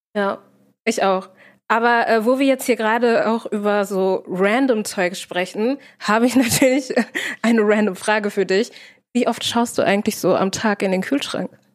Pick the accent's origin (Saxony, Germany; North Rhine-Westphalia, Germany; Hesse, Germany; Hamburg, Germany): North Rhine-Westphalia, Germany; Herne; ich komme aus Herne, Kranger Kirmes